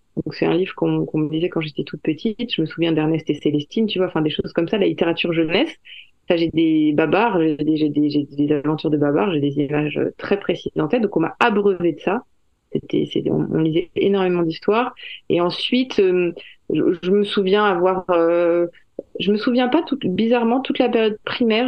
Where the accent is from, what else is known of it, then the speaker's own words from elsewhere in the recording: France; je suis française